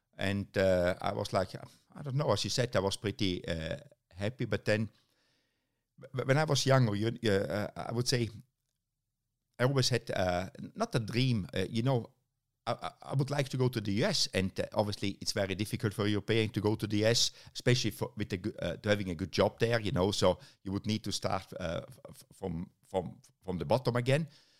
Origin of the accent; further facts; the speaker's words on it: Germany; now in United Kingdom; Germany, actually. You know, it's very strange because the DTM team was only 2.5 hours drive from my hometown, but I stayed living in the UK.